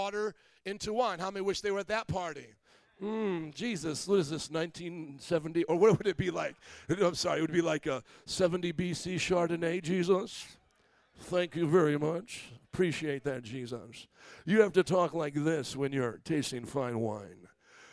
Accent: Indiana, United States; moved away; I was from Indiana.

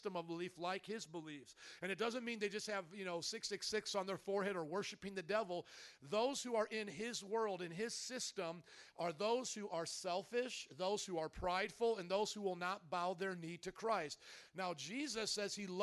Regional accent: Indiana, United States; also born or lived in New Orleans; now in Chicago, United States; I come from Indiana, the land of cornfields

